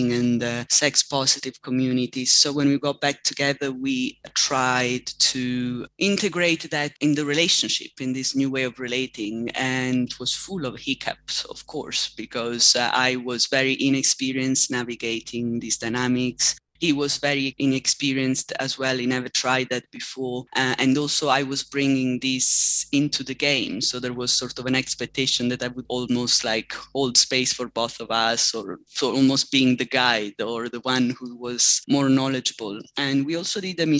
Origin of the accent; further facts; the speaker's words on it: Southern Italy, Italy; I come from Southern Italy